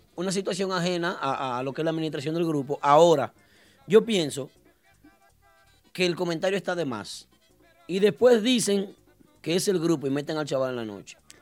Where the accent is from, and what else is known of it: Dominican Republic